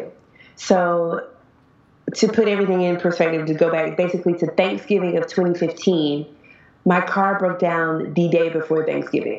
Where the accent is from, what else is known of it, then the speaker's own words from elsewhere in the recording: United States; moved away as an adult; now in China; I'm a teacher from America, but I'm actually in China, and I've been in China for about 10 months